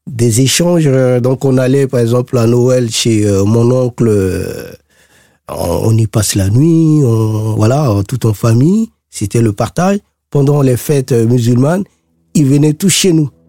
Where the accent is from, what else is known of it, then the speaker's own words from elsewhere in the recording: Bangui, Central African Republic; PK5, c'est mon quartier, c'est, on va dire, c'est, mon fief, c'est là où j'ai grandi, euh, c'est là où j'ai euh, toute mon histoire.